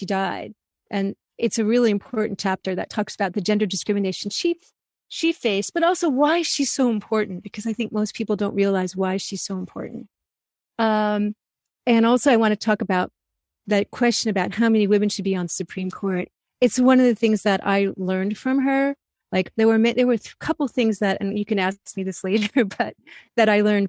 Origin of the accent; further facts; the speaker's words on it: New Jersey suburbs, United States; growing up in the New Jersey suburbs